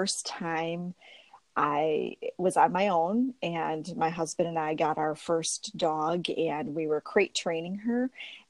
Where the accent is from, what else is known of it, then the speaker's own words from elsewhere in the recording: Warren, Michigan, United States; I grew up in Warren, Michigan, which is a suburb of Detroit